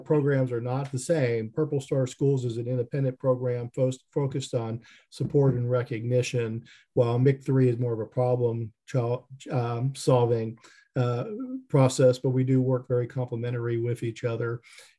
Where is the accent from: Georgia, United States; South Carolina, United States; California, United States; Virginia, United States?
Virginia, United States; now in Kentucky, United States; I grew up, spent much of my time growing up in Virginia